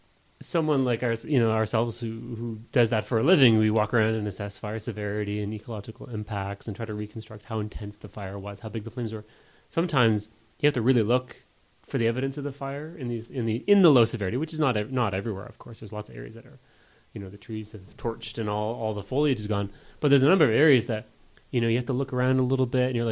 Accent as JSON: {"language": "English", "town": "Hamilton", "region": "Ontario", "country": "Canada", "said": "I'm from Hamilton, you know, Ontario kids, we've never seen a forest fire before"}